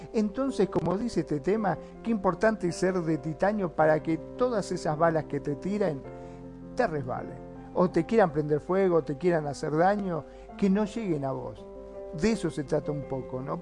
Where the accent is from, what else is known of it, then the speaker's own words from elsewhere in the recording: Argentina; also born or lived in Mar del Plata; acá en mi país, en Argentina